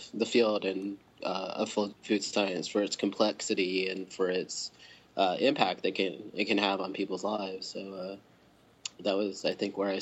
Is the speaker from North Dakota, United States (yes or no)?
no; Huntsville, Alabama, United States; moved away as an adult; also born or lived in Florida / Georgia; grew up in Huntsville, Alabama